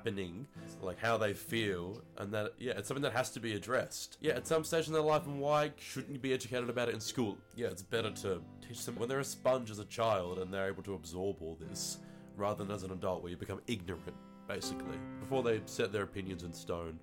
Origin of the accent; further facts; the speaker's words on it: Hobart, Tasmania, Australia; I live in Hobart. Here I am and here I've grown up.